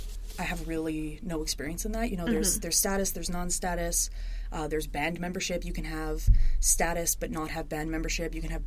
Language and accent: English; Calgary, Alberta, Canada; also born or lived in Edmonton; I am a Métis woman from Otusquenic, or Calgary, in Treaty 7 territory. I'm currently at the U of A doing my master's degree in Native Studies here.